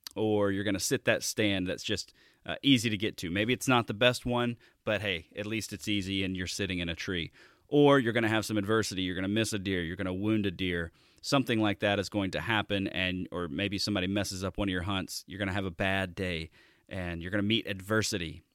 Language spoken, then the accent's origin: English; Alabama, United States; moved away; I'm from the Deep South. I'm originally from Alabama.